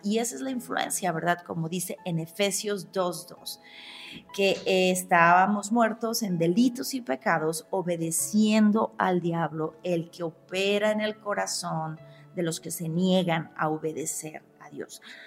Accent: Mexico; also born or lived in León, Guanajuato; como buena mexicana, mi cuerpo me pide tacos

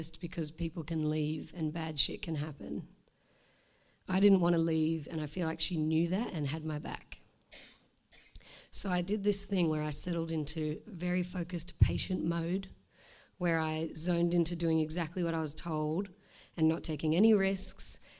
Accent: Australia; now in Melbourne, Australia; I'm Australian

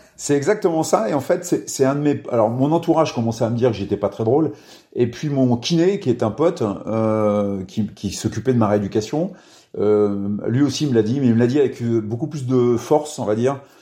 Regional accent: Orne, Normandy, France; also born or lived in Cambremer; je suis né dans l'Orne, dans un tout petit village.

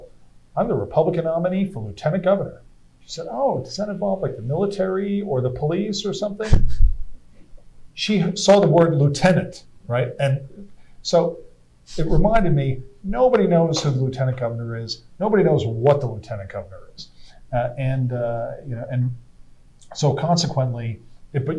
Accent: New York, United States; now in California, United States; I'm originally from New York. I live in California

